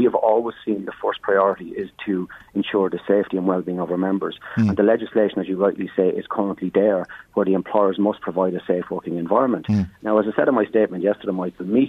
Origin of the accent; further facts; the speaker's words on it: County Meath, Ireland; I'm from Meath myself, I'm a Midlander